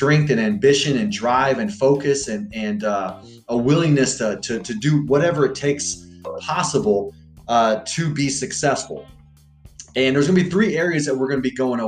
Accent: Freeport, Texas, United States; also born or lived in Galveston, Texas / Alvin, Texas; I was born in Galveston, Texas. I grew up half my life in a small town called Freeport, Texas. My other half of my life in Alvin, Texas.

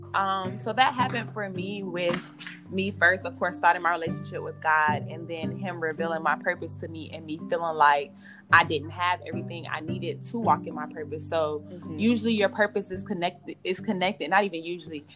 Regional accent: Miami, Florida, United States; moved away as an adult; also born or lived in Virginia; I was living here home, Miami, Florida.

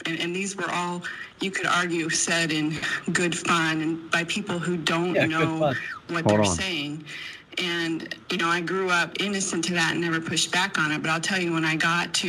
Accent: West Virginia, United States; So I am from West Virginia. And on my father's side was sort of transplanted to West Virginia, but my mother's side has been from West Virginia since the 1700s.

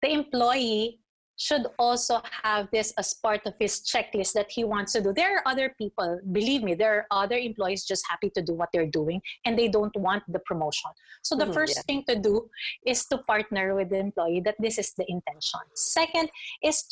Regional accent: Philippines; being a Filipino

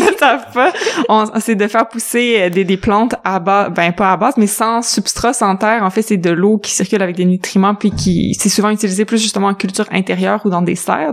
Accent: Quebec City, Quebec, Canada; on est de Québec

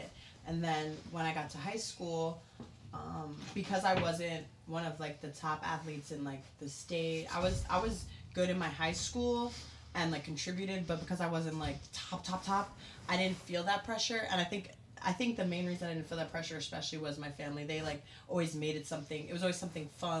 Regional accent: New York City, New York, United States; I grew up in Staten Island, New York.

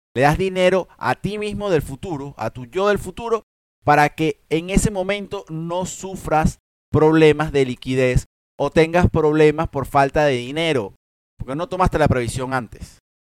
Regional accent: Venezuela; como decimos en Venezuela

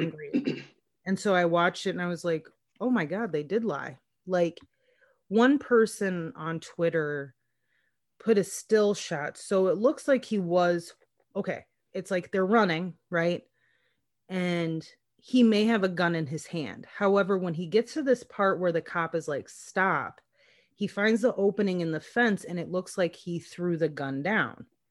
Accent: Minnesota, United States; I'm from Minnesota

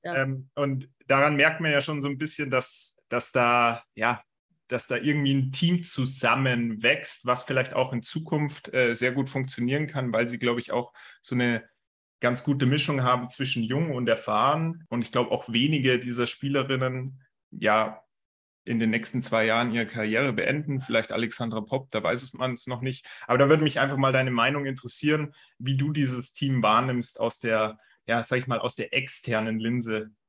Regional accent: Germany; wir Deutsche

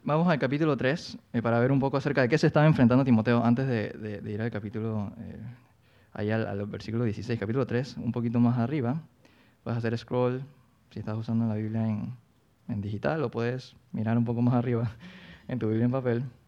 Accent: Colón, Panama; moved away as an adult; now in Panama City, Panama; yo soy de Colón, entonces yo me mudé a Panamá a los 18 años

